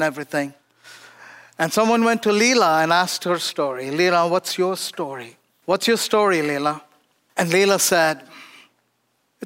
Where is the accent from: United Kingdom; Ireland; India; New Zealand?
India; born or raised there; moved away